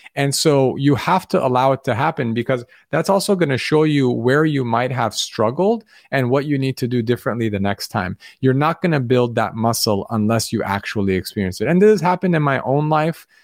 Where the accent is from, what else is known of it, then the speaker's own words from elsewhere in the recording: Los Angeles, California, United States; where I grew up in Los Angeles